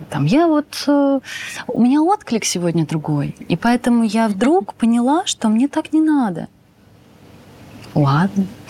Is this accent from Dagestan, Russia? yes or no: no; Moscow, Russia; moved away as an adult; now in Bali, Indonesia; я москвичка